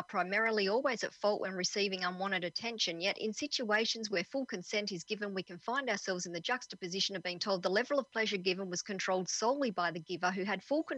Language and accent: English; Perth, Western Australia, Australia; I'm from Perth in Western Australia